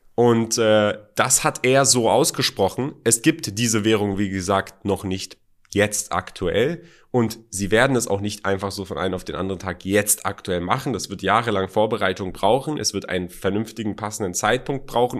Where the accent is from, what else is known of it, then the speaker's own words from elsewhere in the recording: Germany; moved away as an adult; also born or lived in Iran (parents); now in United Arab Emirates; Ich bin zwar in Deutschland aufgewachsen, zur Schule gegangen, äh, Studium